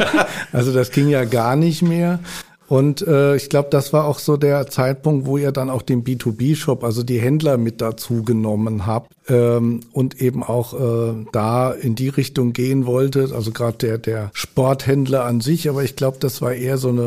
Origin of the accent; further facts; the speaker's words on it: Hamburg, Germany; born there; gebürtiger Hamburger halt natürlich für die Paulianer, dass die steigen aus.